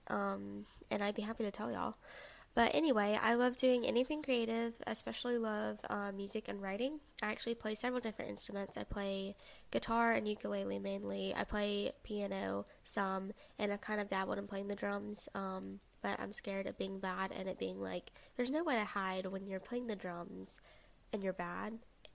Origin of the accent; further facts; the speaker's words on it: the South, United States; I'm a 20-year-old college student from the South. Since I'm from the South